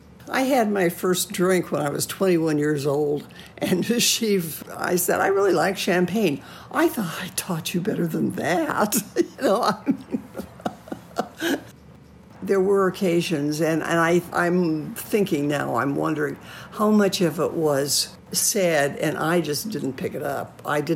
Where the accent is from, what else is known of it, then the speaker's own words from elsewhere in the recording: Washington, United States; also born or lived in West Coast; Probably Washington State, coastal Washington State.